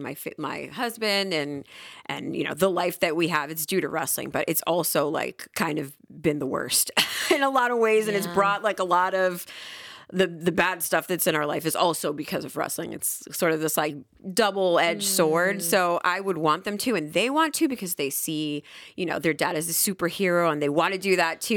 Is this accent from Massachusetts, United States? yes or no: no; New York City, New York, United States; moved away as an adult; also born or lived in Puerto Rico; now in North Carolina, United States; born and raised in Queens